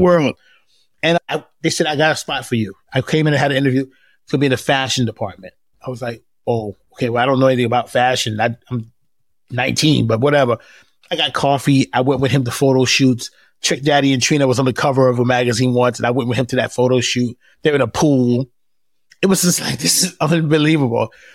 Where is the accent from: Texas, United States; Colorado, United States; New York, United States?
New York, United States; moved away as an adult; now in Atlanta, United States; When I grew up in New York in the eighties, everyone was black